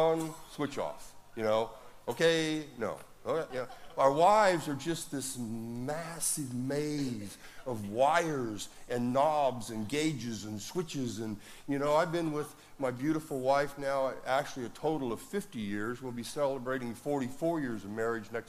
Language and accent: English; Woodland, United States; my hometown of Woodland